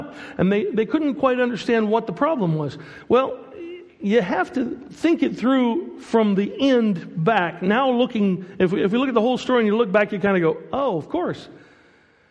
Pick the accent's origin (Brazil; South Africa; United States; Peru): United States; moved away as an adult; also born or lived in Portugal; I'm American